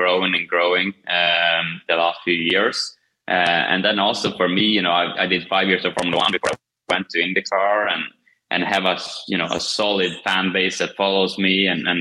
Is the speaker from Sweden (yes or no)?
yes; Kumla, Örebro County, Sweden; moved away; Kumla, my small little hometown in Sweden